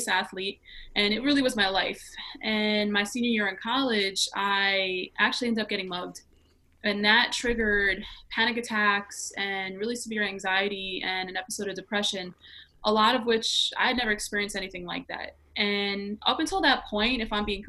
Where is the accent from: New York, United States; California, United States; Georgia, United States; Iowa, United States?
New York, United States; New York City; I grew up in New York City, born and raised